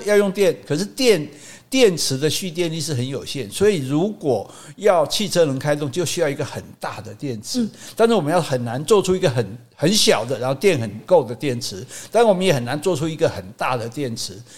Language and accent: Chinese; Taiwan; 我们这个语言已经不是在福建南部讲，嗯、是在台湾讲了